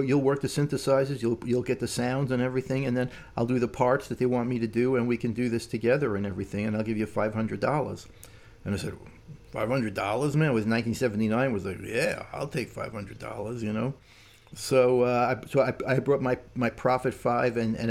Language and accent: English; Brooklyn, New York, United States; moved away; also born or lived in Indiana; I was from Brooklyn